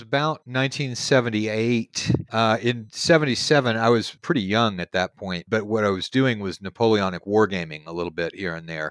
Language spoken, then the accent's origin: English; Houston, Texas, United States; now in Cottonwood, United States; I'm from Houston, Texas originally.